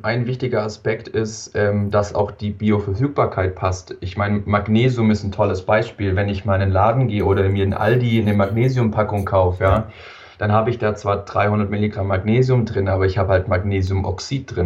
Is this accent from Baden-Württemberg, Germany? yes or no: yes; Wangen im Allgäu, Baden-Württemberg, Germany; komme aus dem wunderschönen Wangen im Allgäu, ganz unten in, im Süden von Deutschland